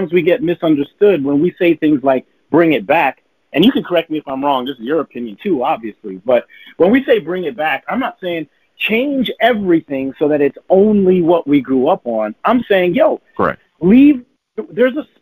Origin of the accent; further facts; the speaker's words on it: Toronto, Ontario, Canada; we're from Toronto, but it's also in Canada.